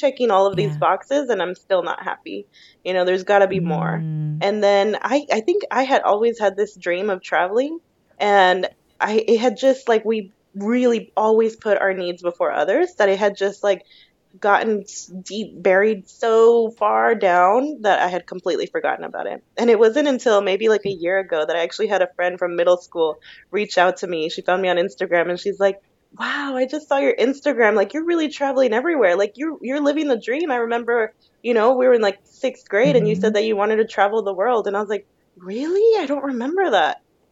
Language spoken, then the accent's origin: English; United States; moved away as an adult; now in Australia; I'm Mexican-American